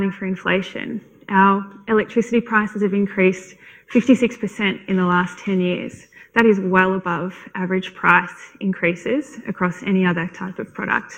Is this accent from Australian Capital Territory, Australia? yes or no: yes; Canberra, Australian Capital Territory, Australia; I'm from Canberra